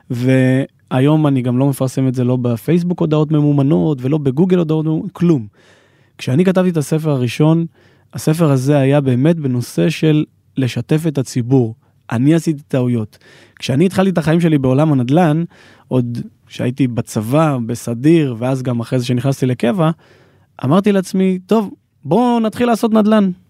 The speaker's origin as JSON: {"language": "Hebrew", "town": "Ma'ale Adumim", "region": "Judea and Samaria Area", "country": "Israel", "tie": "born or raised there", "said": "אני גדלתי בעיר פריפריה ומעלה אדומים, ככה פריפריה של ירושלים, ואני יכול להגיד שלא הגעתי ממשפחה עשירה, בסדר?"}